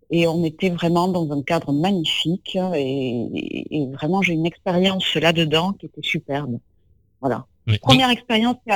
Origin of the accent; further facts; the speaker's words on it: Castres, Occitania, France; also born or lived in Lot; non, je ne suis pas née, je suis née dans le Lot. Mais je, euh, voilà, je, ne sais qui naître. Après, je suis, j'ai grandi euh, du côté de Castres.